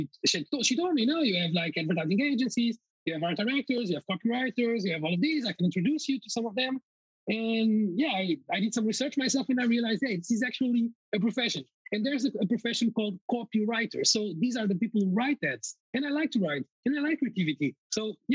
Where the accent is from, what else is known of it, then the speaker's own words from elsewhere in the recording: Coimbra, Centro, Portugal; moved away as an adult; Coimbra, my hometown